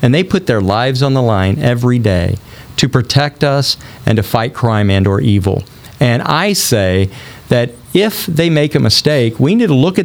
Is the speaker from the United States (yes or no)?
yes; Rolla, Missouri, United States; I'm from a small town. I'm from Rolla, Missouri